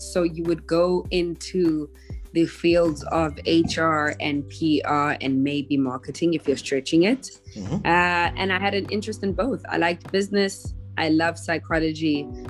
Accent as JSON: {"language": "English", "town": "Johannesburg", "region": "Gauteng", "country": "South Africa", "tie": "born or raised there", "also_born_or_lived": "Durban / Cape Town", "said": "I was born in Durban, grew up in Johannesburg, and then came to Cape Town for varsity, and I am now back in Johannesburg."}